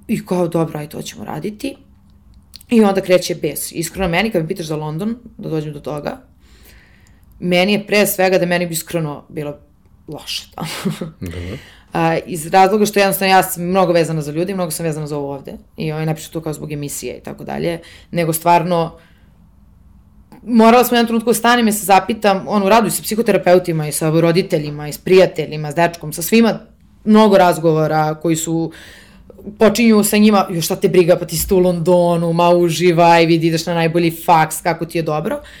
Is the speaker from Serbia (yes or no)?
yes; Serbia; moved away as an adult; dolazim iz Srbije